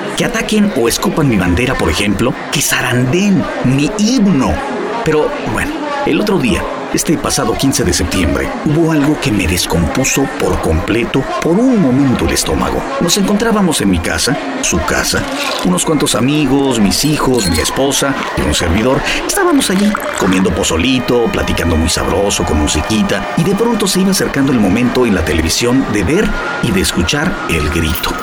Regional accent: Mexico; como mexicano

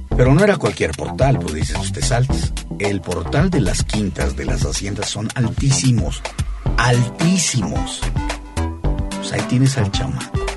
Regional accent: Mexico; now in United States; yo como mexicano

